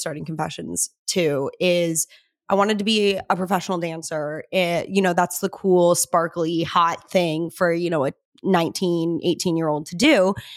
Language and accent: English; Cedar Crest, New Mexico, United States; moved away as an adult; now in Los Angeles, United States; I'm actually not even from Albuquerque. I'm from Cedarcrest. Seven thousand people live in Cedarcrest